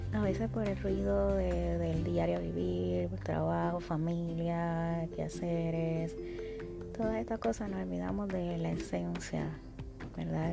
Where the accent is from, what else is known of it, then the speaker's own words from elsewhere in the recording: Puerto Rico; en mi país, Puerto Rico